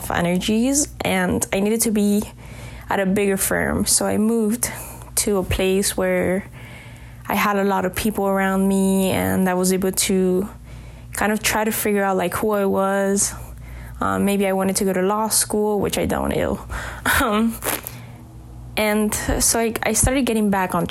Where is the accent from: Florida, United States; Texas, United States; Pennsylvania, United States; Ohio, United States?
Florida, United States; Miami; growing up in Miami